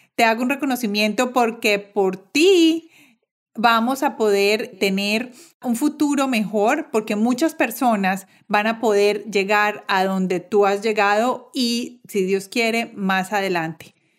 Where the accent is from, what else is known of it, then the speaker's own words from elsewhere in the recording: Colombia; moved away as an adult; yo como colombiana viviendo en el exterior